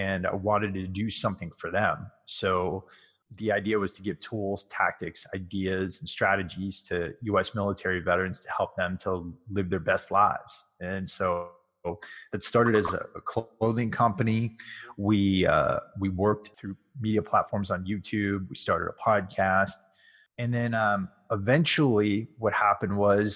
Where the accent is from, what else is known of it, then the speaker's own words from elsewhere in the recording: Connecticut, United States; I grew up in Connecticut